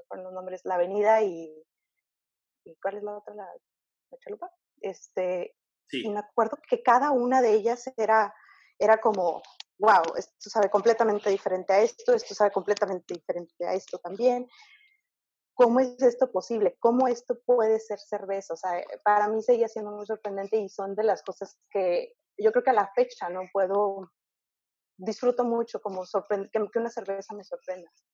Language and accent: Spanish; Mexico; also born or lived in Canada; soy mexicana